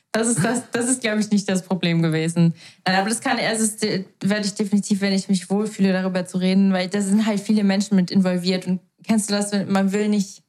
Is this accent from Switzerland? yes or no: yes; Switzerland; bei uns in der Schweiz gibt es nur die normale kaufmännische EFZ-Ausbildung